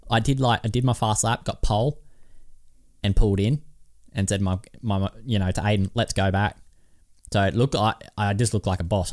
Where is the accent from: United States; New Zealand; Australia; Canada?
Australia; I'm from Australia